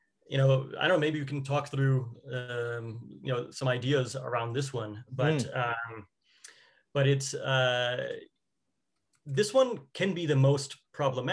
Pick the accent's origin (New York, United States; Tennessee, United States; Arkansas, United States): New York, United States; New York City; now in California, United States; I'm from New York, even though now I'm in California